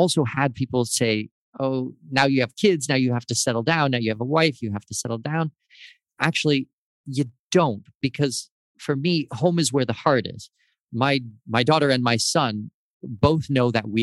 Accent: Southwestern Ontario, Canada; born or raised there; moved away

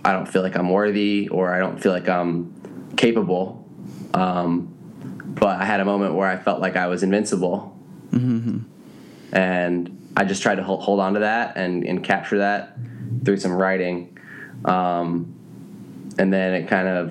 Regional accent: East Coast, United States; I grew up on the East Coast

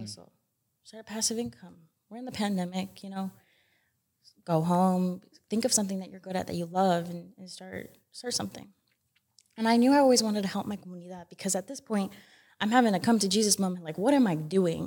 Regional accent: Utah, United States; born or raised there

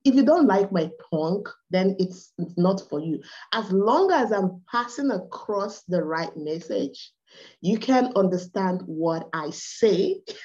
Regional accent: Nigeria; accent: Igbo; English is a second language; I'm from Nigeria. I'm from the Igbo tribe.

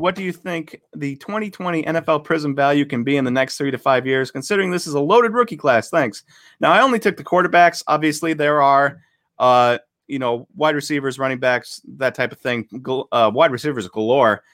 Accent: Buffalo, New York, United States; moved away; I'm originally from Buffalo and a lifelong Bills fan

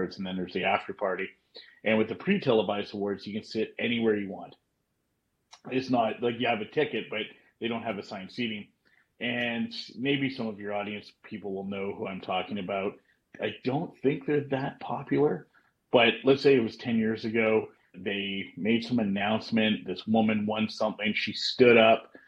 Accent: Ottawa, Ontario, Canada; I played Canadian Tire Center here in my hometown, our hometown

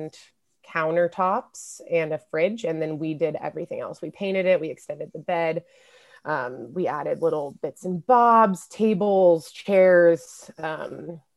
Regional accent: Lawrence, Kansas, United States; moved away as an adult; also born or lived in San Francisco, California / Indiana; right now I'm in Lawrence, Kansas, my hometown, in my high school bedroom at my dad's apartment

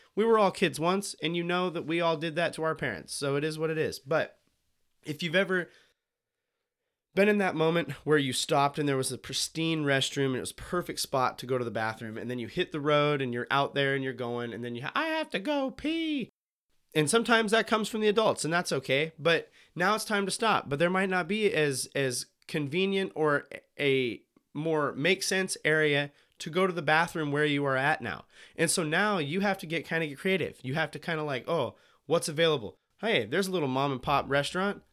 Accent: Montana, United States; now in Willamette Valley, Oregon, United States; I'm from Montana

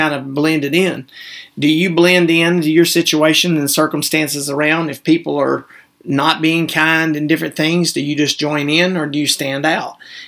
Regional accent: the Bible Belt, the South, United States; we were raised in the Bible Belt

